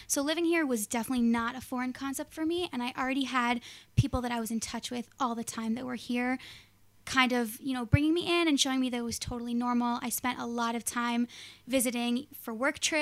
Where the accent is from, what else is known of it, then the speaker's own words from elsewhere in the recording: Los Angeles, California, United States; moved away as an adult; also born or lived in New York; now in Israel; Originally, I'm from Los Angeles, the Valley, to be specific